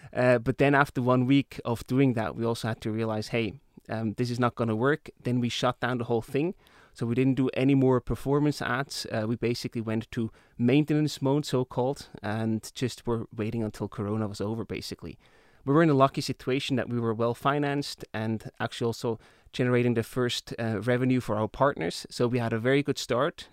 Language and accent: English; Emmental Valley, Bern, Switzerland; I grew up in the Emmental Valley